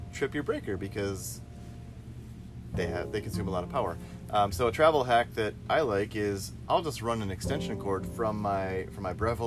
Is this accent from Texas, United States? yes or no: no; Michigan, United States; I'm from Michigan